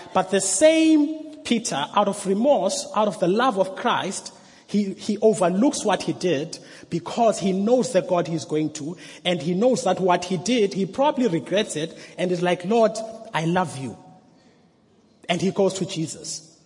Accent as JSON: {"language": "English", "town": "Mthatha", "region": "Eastern Cape", "country": "South Africa", "said": "I am from Umtata"}